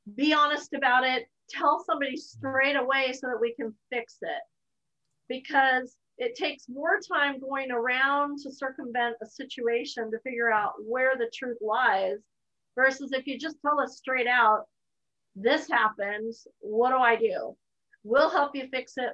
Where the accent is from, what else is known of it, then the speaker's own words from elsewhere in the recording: United States; as an American